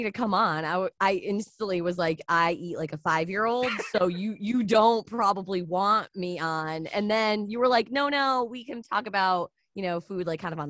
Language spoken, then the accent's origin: English; Connecticut, United States; And I'm from Connecticut.